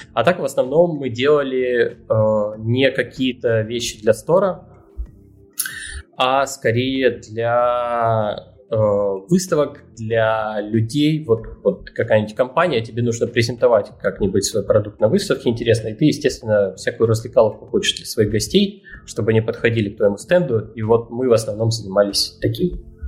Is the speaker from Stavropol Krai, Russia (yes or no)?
no; Rostov-on-Don, Rostov Oblast, Russia; я тут паренек из Ростова-на-Дону